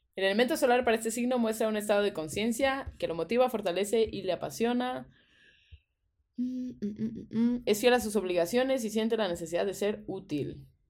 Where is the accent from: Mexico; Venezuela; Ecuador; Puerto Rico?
Mexico; Veracruz; Yo también nací, yo nací en el San Francisco